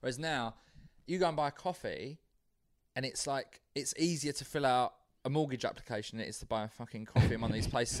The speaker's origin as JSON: {"language": "English", "region": "London", "country": "United Kingdom", "said": "I'm from South London."}